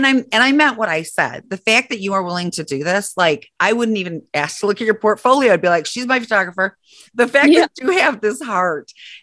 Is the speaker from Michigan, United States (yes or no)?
yes; Saginaw, Michigan, United States; now in Defiance, United States; I'm from Saginaw, Michigan, and we have like, you know, six high schools in Saginaw